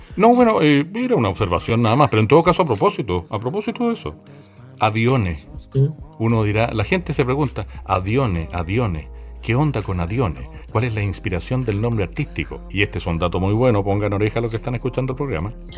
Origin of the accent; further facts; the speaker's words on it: Valparaíso, Chile; now in Quilpué, Chile; Yo soy, porteño de Valparaíso, aunque vivo en Quilpue hace muchos años